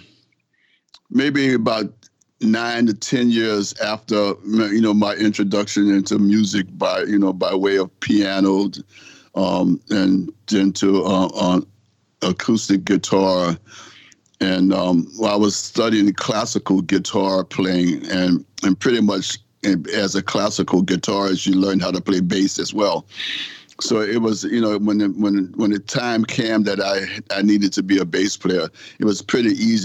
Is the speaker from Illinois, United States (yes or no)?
no; New Orleans, Louisiana, United States; I'm from New Orleans, Louisiana